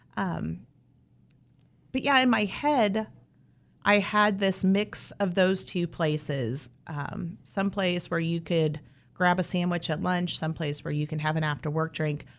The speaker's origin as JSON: {"language": "English", "area": "southeast of Wichita", "region": "Kansas", "country": "United States", "tie": "born or raised there", "said": "I grew up, um, down on the far, far southeast side, not even in Wichita"}